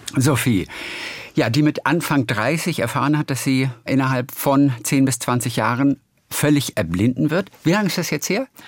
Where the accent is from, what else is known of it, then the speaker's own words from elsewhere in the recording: Stockelsdorf, Schleswig-Holstein, Germany; meine Heimat ist ja Stockelsdorf